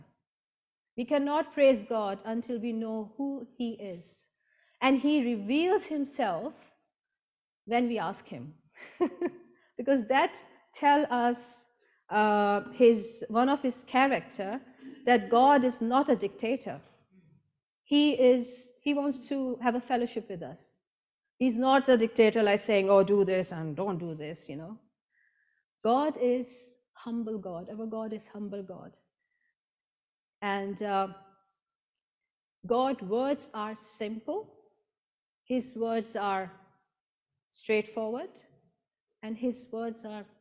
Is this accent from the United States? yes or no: no; Pakistan; moved away; I was born and brought up in Pakistan